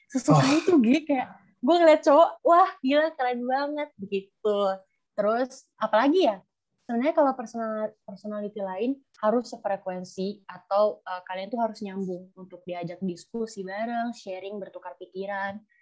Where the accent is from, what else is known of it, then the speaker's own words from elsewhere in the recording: Jakarta, Indonesia; now in Malang, Indonesia; gue dari Jakarta tapi gue ngerantau di Malang